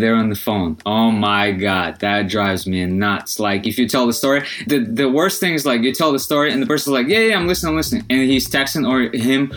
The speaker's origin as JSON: {"language": "English", "country": "Belarus", "moved": "yes", "said": "I'm originally from Belarus, from Europe."}